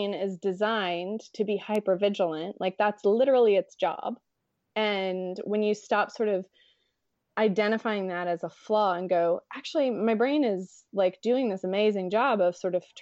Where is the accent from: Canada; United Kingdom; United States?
United States; me being American